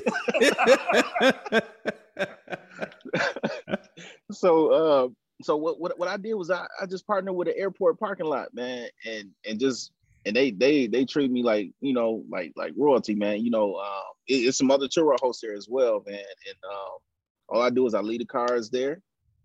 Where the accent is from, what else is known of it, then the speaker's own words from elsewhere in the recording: Pontiac, Michigan, United States; also born or lived in Chicago, Illinois; now in Atlanta, United States; I'm originally from Chicago. And then I grew up in Pontiac, Michigan